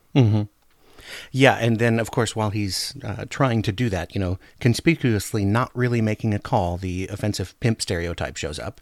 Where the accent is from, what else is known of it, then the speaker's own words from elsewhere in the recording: Anchorage, Alaska, United States; now in Oregon, United States; I grew up in Anchorage, Alaska